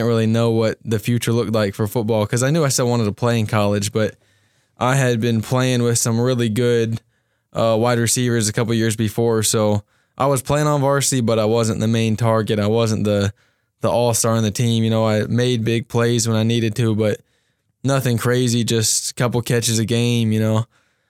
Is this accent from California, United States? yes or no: no; Cincinnati, Ohio, United States; Yeah, so I'm from Cincinnati, Ohio. Been playing football since second grade.